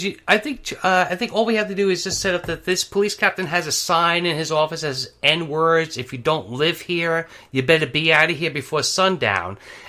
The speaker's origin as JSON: {"language": "English", "region": "New York", "country": "United States", "said": "I'm from New York"}